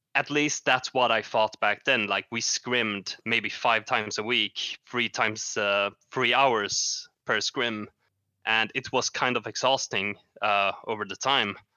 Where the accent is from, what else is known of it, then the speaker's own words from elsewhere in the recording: Sweden; I'm from Sweden, uh, a very cold country, or actually not, because I live in the south of Sweden.